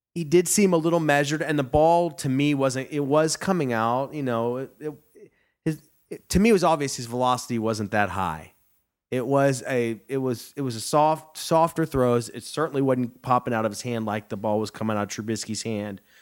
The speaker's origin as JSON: {"language": "English", "area": "near Plano", "region": "Texas", "country": "United States", "said": "I'm from right down the road in Plano"}